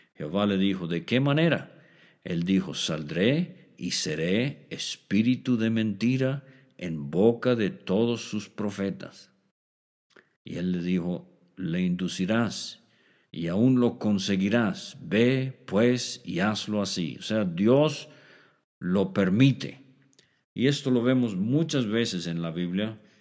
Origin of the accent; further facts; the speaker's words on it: Mexico; como decimos en México